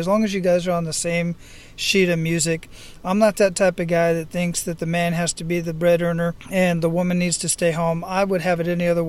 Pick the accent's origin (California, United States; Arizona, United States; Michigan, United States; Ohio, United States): Arizona, United States; Phoenix; born or raised there; moved away as an adult; also born or lived in Iraq